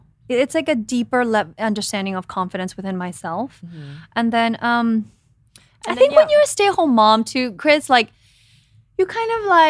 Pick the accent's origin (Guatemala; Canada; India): Guatemala; moved away; I mean, I came from Guatemala by myself thinking I was going to be in television, right?